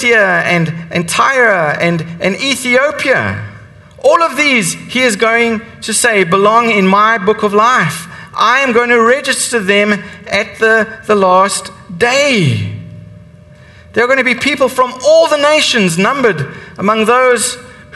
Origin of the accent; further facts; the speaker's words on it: South Africa; I'm South African. I grew up and I was raised in that apartheid system